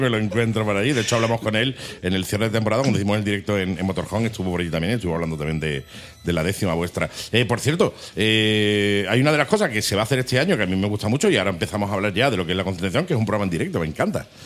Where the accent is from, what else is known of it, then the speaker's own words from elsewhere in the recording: Torremolinos, Andalusia, Spain; Soy de Torremolinos